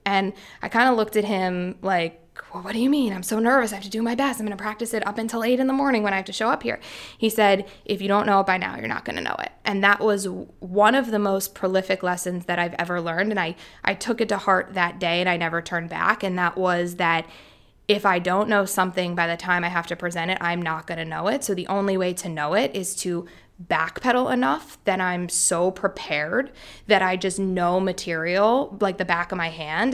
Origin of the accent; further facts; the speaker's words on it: Philadelphia, Pennsylvania, United States; I was born in Philly. I am Philly by blood.